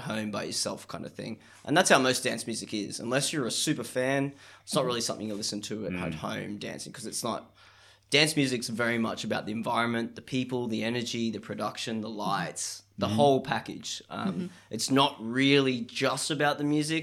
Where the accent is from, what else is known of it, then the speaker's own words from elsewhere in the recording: Cairns, Queensland, Australia; moved away as an adult; also born or lived in Townsville; I grew up in Cairns, but I actually did uni in Townsville